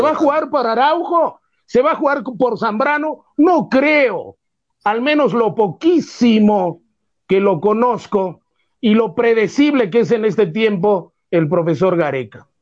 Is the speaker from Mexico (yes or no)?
no; Peru; soy peruano